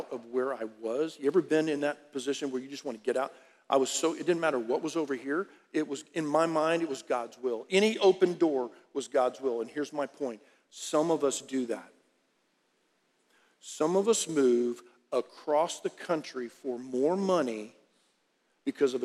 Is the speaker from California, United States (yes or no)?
no; Harlingen, Texas, United States; moved away as an adult; also born or lived in Dallas, Texas; I was raised in South Texas, Harlingen